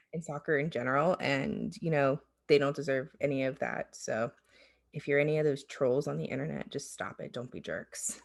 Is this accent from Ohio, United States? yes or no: yes; Ohio, United States; back home to Ohio